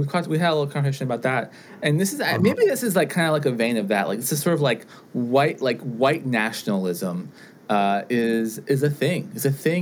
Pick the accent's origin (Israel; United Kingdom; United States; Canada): United States; I identify myself as being Jewish and as being American, and I love being both things.